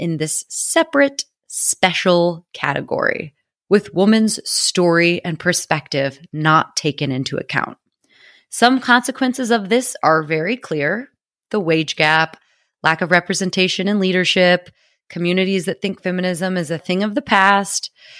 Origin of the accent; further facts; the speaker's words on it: United States; now in London, United Kingdom; I am an American living in London, so you may notice a combination of British and American English because I can no longer control it.